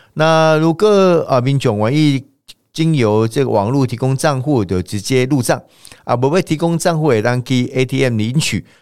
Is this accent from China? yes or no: no; Taiwan; 我们台湾人过去以来长期的一个习惯、传统跟文化